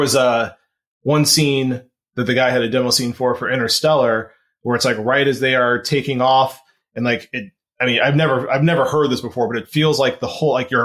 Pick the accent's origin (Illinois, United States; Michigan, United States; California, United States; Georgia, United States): Illinois, United States; Chicago; I'm from Chicago.